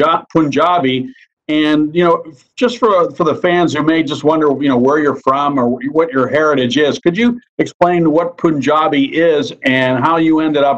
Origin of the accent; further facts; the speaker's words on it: Pittsburgh, Pennsylvania, United States; growing up in Pittsburgh